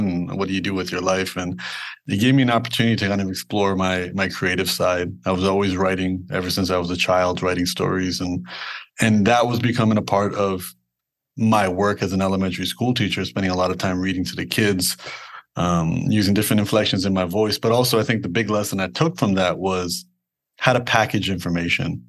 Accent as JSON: {"language": "English", "town": "Toronto", "region": "Ontario", "country": "Canada", "tie": "born or raised there", "said": "born and raised in Toronto, Canada"}